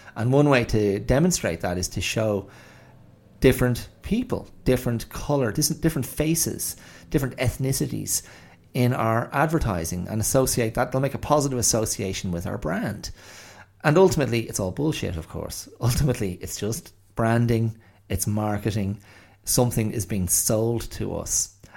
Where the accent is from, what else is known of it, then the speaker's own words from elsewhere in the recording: Ireland; moved away as an adult; also born or lived in Australia; I'm white, um, because I'm Irish